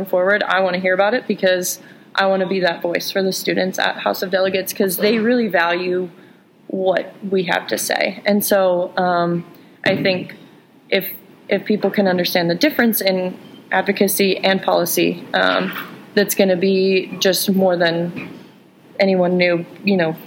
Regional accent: Kansas, United States; I come from Kansas, where some family friends drive 100 miles to go see a physical therapist.

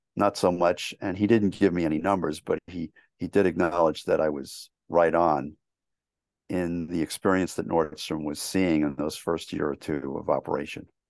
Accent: New York City, New York, United States; I grew up in New York City.

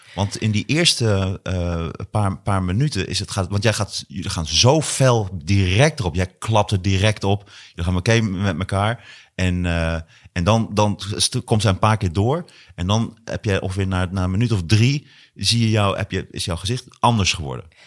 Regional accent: Hattem, Gelderland, Netherlands; also born or lived in Zwolle; wij woonden in Hattem. Eh, ik kom uit Hattem en Zwolle

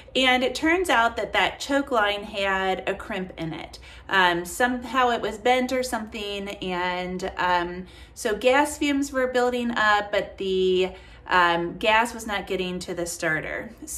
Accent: Kentucky, United States; So I grew up here in Kentucky, where my office is, where my house is.

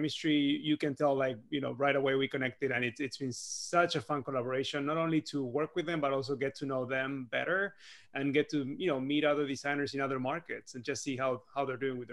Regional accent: Buenos Aires, Argentina; moved away as an adult; now in San Francisco, United States; I was born and raised in Argentina, and I recently celebrated my first 10 years in San Francisco.

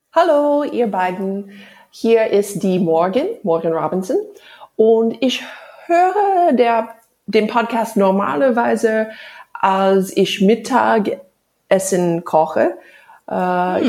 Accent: Egypt; German is a second language; ich komme aus Ägypten

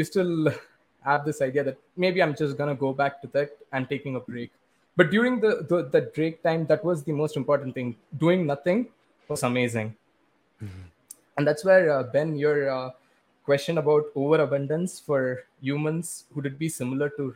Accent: India; growing up in India

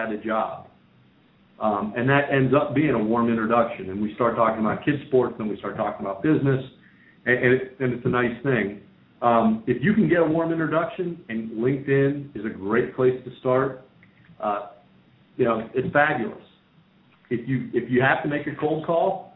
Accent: Pennsylvania, United States; I grew up in Pennsylvania

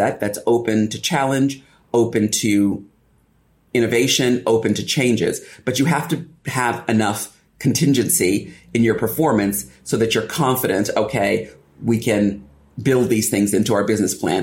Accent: United States; moved away as an adult; now in United Kingdom; as an Afro-Caribbean, American, British woman

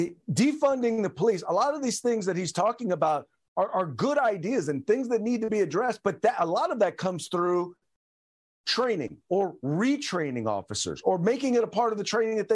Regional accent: Richmond, California, United States; I grew up in Richmond, California.

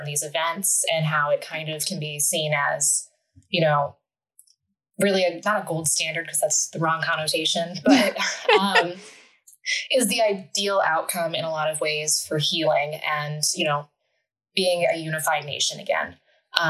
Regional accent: Delaware, Ohio, United States; I grew up pretty close to where I'm currently living. I'm from Delaware, Ohio, which is right outside of Columbus

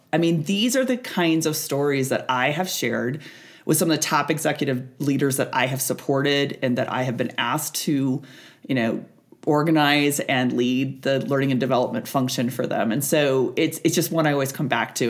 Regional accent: Nebraska, United States; I born and raised on Nebraska

